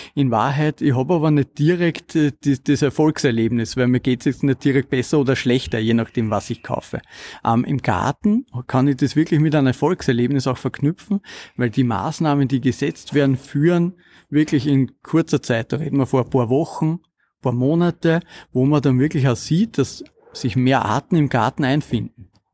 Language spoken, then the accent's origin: German; Kamptal, Lower Austria, Austria; Ich bin aufgewachsen im Kammtal ähm, in Niederösterreich.